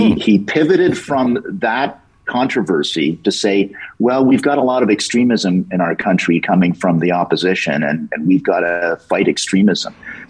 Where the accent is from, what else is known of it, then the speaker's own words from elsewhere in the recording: Canada; And it was driving me crazy as a Canadian.